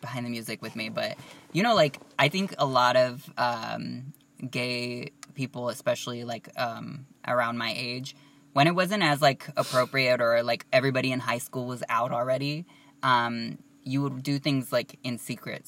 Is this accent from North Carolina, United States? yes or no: no; Southern California, United States; we're from Southern California